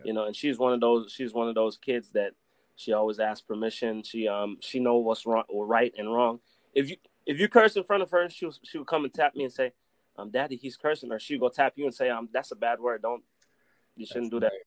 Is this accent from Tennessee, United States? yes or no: no; Compton, California, United States; moved away as an adult; also born or lived in Belize; now in Las Vegas, United States; I grew up in Compton, California